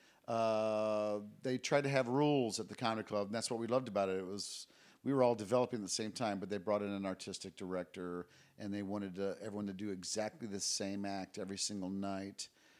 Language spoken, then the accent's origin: English; Japan; also born or lived in Guam; Yeah, I mean, I was raised in Japan, Guam.